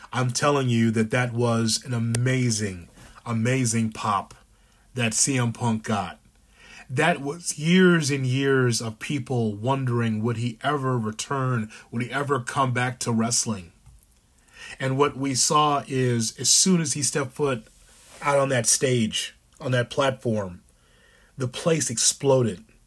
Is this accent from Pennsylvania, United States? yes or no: no; Chicago, Illinois, United States; he's one of ours, as far as being a Chicagoan